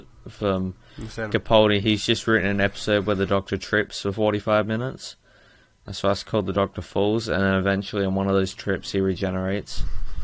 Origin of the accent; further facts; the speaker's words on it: Australia; I'm Australian